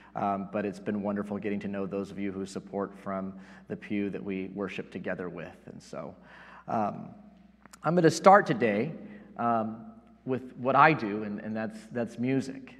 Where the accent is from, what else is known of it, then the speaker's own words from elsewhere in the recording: Yorba Linda, California, United States; also born or lived in Placentia, California; I grew up in Southern California and uh, spent uh, most of my childhood and high school years here in Placentia, living in Yorba Linda